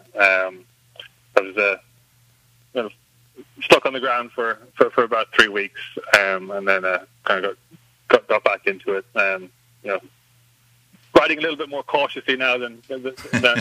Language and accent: English; Ireland; moved away as an adult; now in United States; Growing up in Ireland, there's obviously it's a much more kind of rural setting, so there was always horses around, I grew up show jumping and hunting